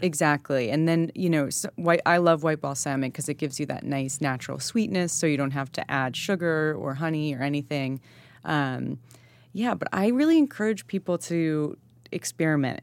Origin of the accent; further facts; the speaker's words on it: Shelter Island, New York, United States; I grew up on Shelter Island